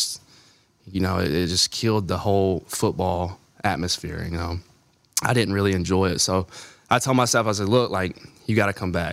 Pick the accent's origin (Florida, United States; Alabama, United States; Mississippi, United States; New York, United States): Alabama, United States; I grew up in Alabama, and Alabama was my team